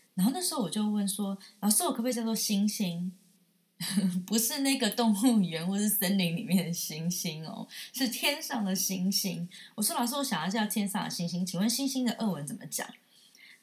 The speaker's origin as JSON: {"language": "Chinese", "country": "Taiwan", "said": "我们台湾人"}